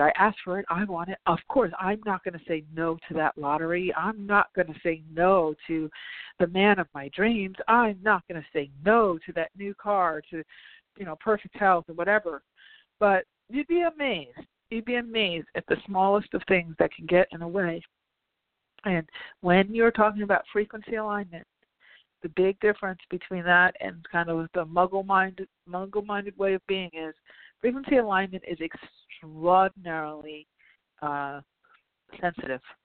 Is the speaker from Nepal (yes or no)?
no; New York, United States; I'm a New Yorker.